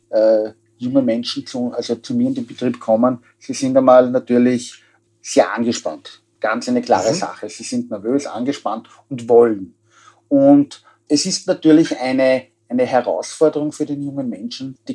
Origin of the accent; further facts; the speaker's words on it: Austria; also bei uns in Österreich ist das längst erfüllt.